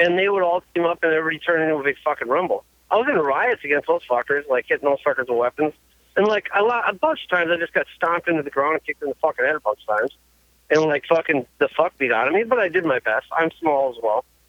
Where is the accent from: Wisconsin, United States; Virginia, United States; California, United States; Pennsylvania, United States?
Wisconsin, United States; Manitowoc County, near Green Bay; it's like Manitowoc County, Green Bay, like area